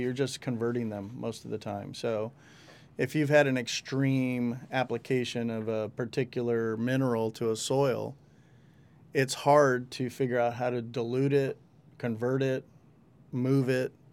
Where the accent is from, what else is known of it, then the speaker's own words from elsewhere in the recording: El Rio, California, United States; I grew up with them in El Rio. We, we all grew up in El Rio